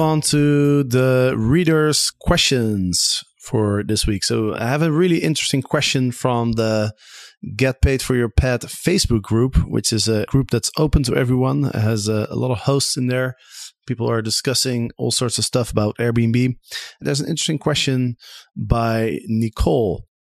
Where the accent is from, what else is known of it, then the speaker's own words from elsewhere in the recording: Amsterdam, North Holland, Netherlands; my hometown of Amsterdam